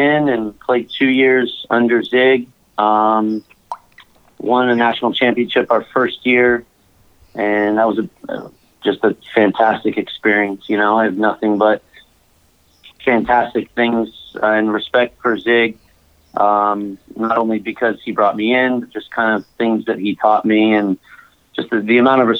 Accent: Saratoga, California, United States; originally from Northern California, Saratoga. More specific, just outside San Jose. Born and raised, grew up in this area

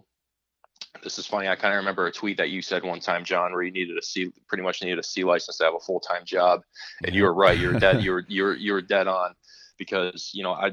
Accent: Bradford, Pennsylvania, United States; I grew up in Bradford, Pennsylvania, which is just this super small rural community in northwest Pennsylvania

